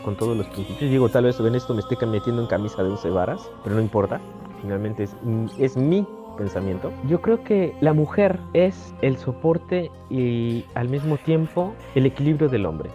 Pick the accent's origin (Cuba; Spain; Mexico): Mexico